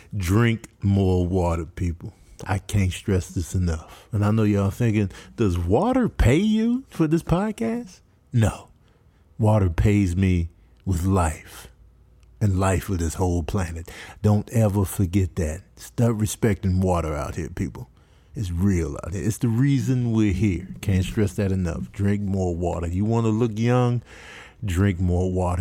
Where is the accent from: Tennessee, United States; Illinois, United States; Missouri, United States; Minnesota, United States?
Illinois, United States; Chicago; also born or lived in Michigan; I was born in Michigan. raised in Chicago